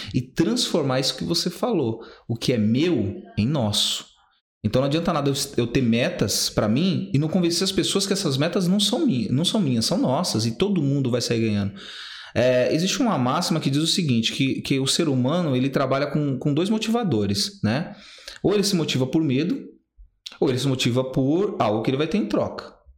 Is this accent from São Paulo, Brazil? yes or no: yes; Guarulhos, São Paulo, Brazil; also born or lived in Recife, Pernambuco; eu cresci do Pimentas, né? Eu sou nordestino, nasci em Pernambuco